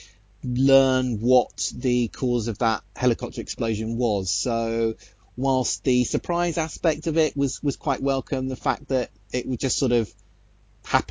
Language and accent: English; United Kingdom; I speak as a Brit